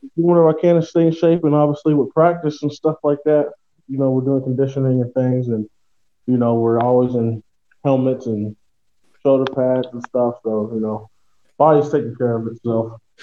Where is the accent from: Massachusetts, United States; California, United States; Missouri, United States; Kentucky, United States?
Kentucky, United States; Louisville; moved away as an adult; now in Poland; I'm from Louisville, Kentucky, and I'm from the United States.